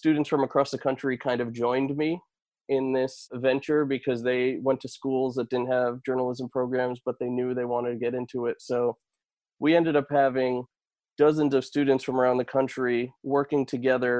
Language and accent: English; Connecticut, United States; I spent 5 years in local news working my way up at that station, Fox 61, my hometown station